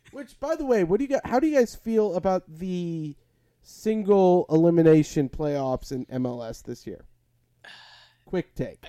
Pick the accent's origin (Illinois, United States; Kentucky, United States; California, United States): Illinois, United States; played in my hometown for two years while Soldier Field was being rebuilt